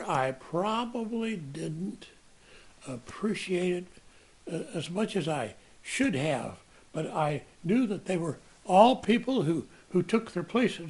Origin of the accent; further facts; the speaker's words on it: Sebastopol, California, United States; also born or lived in Sonoma County / Berkeley; I grew up in Sebastopol, which is noted for gravid seed apples.